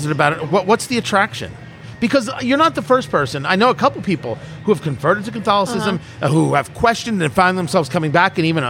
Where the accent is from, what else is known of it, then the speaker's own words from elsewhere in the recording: New Jersey, United States; You know, I grew up Jewish. I am Jewish. And I grew up in Jersey, and it's not like it was just a sea of Hebrews, right?